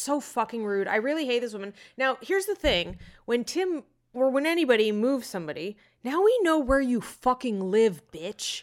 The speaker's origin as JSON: {"language": "English", "region": "Arizona", "country": "United States", "said": "I'm from Arizona"}